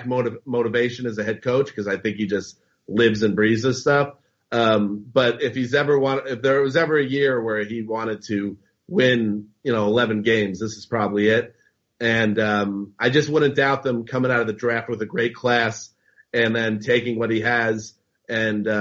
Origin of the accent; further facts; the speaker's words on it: New York outside the city, United States; moved away as an adult; also born or lived in Boston; I grew up in New York outside the city and then went to school up in Boston